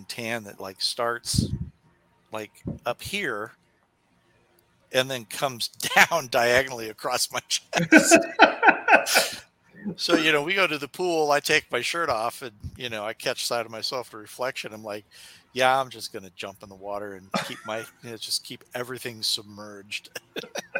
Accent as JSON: {"language": "English", "town": "Kansas City", "country": "United States"}